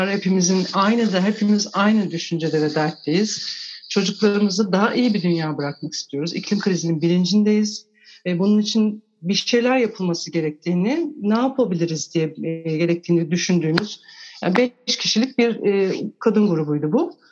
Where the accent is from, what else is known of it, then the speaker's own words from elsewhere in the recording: Turkey; Ben küçük bir şehirde büyüdüm. E, resmen doğa aşığı bir babanın çocuğuyum.